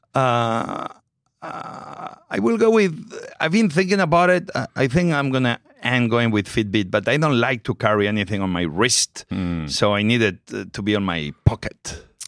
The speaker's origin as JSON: {"language": "English", "country": "Spain", "also_born_or_lived": "New York", "second_language": "English", "moved": "as an adult", "lives_now": "United States", "said": "I'm very proud of my Spanish heritage"}